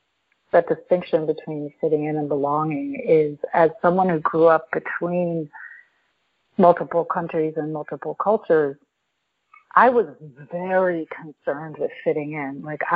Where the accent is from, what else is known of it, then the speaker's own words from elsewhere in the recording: New York, United States; besides being North American, you know, from, from New York.